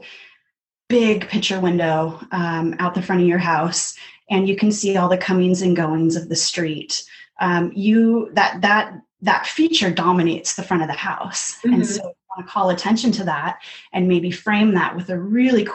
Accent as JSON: {"language": "English", "town": "Seattle", "region": "Washington", "country": "United States", "tie": "born or raised there", "also_born_or_lived": "Olympia, Washington", "said": "I grew up in the Seattle area, in the foothills, out by Issaquah and Maple Valley"}